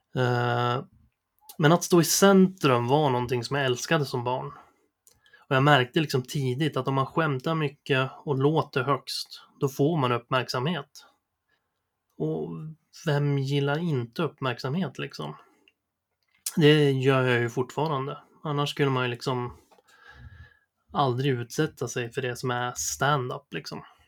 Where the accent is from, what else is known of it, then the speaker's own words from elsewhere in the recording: Sundsvall, Västernorrland County, Sweden; jag föddes i april 1988 på Sundsvalls sjukhus. Eh, jag bodde hela min uppväxt på Essvik söder om Sundsvall